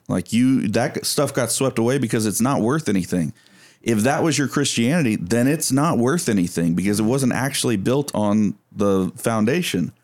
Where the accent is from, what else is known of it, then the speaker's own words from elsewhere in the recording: East Texas, United States; I come from East Texas